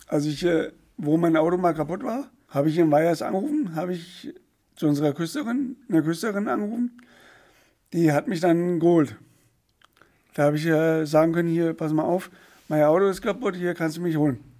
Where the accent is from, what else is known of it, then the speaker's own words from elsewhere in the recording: Poppenhausen, Hesse, Germany; bei uns in Poppenhausen